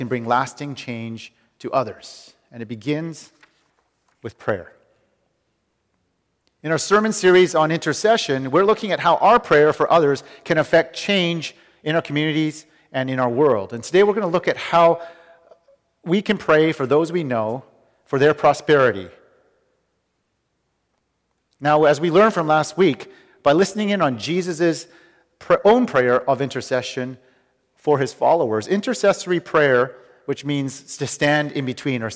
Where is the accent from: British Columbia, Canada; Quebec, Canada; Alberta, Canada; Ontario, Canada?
British Columbia, Canada; Vancouver; moved away; the people I grew up with in Vancouver